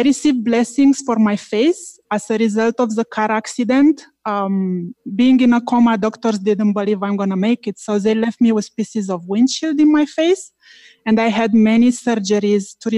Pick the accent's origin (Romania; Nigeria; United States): Romania; now in Toronto, Canada; I am from Toronto, Canada, originally from Romania